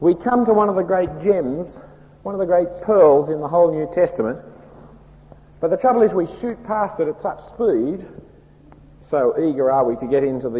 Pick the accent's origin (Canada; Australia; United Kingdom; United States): Australia; accent: broad Australian; my broad Australian accent